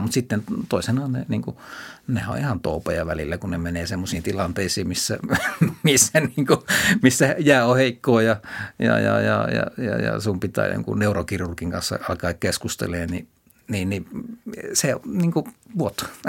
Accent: Kuopio, North Savo, Finland; mä menin pienenä poikana Kuopiossa torin vieressä olevaan paikalliskauppaan

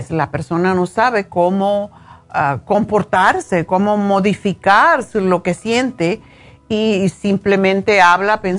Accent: Spain; moved away as an adult; now in United States; cuando yo estuve en la universidad aquí en, los Estados Unidos en los años 70, cuando vine de España, para mí era increíble ver lo de las drogas. Ya yo era mayor, tenía 30 años

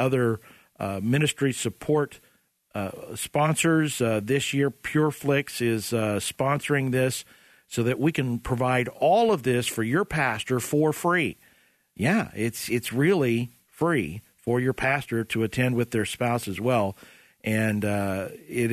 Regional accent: Oklahoma, United States; I'm from Oklahoma.

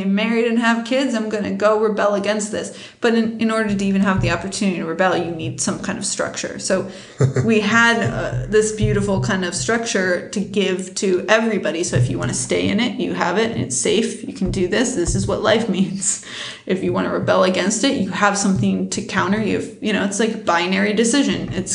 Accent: United States; I'm an American

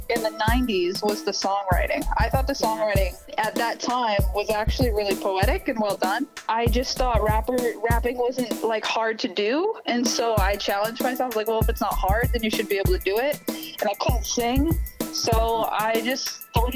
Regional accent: Hollis, Maine, United States; I'm from Hollis, Maine, which a lot of people probably haven't heard of, but that's where I'm from

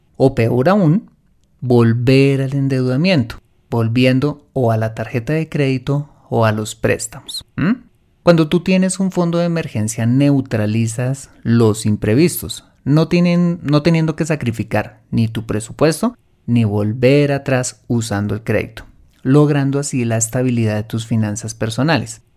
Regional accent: Colombia; en mi país, en Colombia

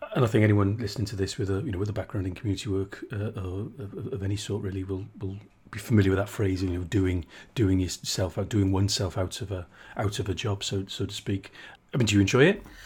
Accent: South Wales, United Kingdom; I'm from South Wales, not from the coalfield, mind

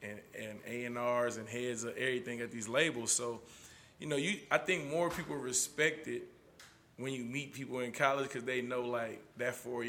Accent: Oakland, California, United States; also born or lived in Atlanta; I'm from Oakland.

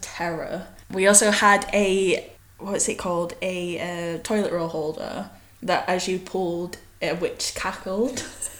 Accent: the north of England, United Kingdom; moved away as an adult; Coming from the north to essentially the south, essentially.

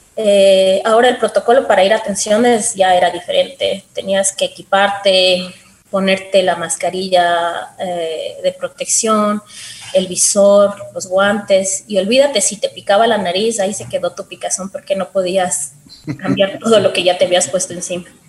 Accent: Quito, Pichincha, Ecuador; yo soy de aquí de Quito, desde pequeña quise ser médico

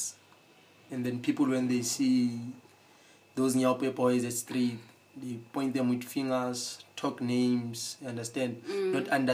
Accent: Soweto, Gauteng, South Africa; where I come from Soweto, you understand, from the streets

